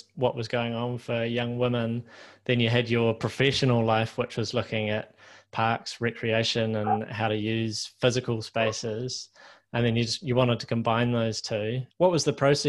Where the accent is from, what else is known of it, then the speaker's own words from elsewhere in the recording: Christchurch, Canterbury, New Zealand; I'm from Christchurch, and there's a certain kind of Christchurch way of thinking about the world